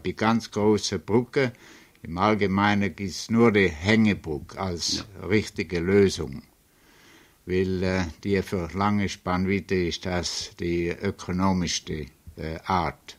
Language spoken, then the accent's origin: German; Switzerland; moved away as an adult; also born or lived in Zurich, Switzerland; now in New York, United States; Ich bin äh, in, in Fürthaler bis Schaffhausen geboren, äh, hat äh, hat Schule in der Schweiz durchgemacht, das Polytechnikum in Zürich